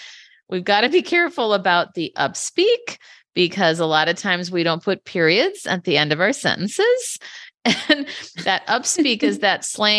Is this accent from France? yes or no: no; Minneapolis, Minnesota, United States; now in San Francisco, United States; I'm originally from Minneapolis, but now I live in San Francisco.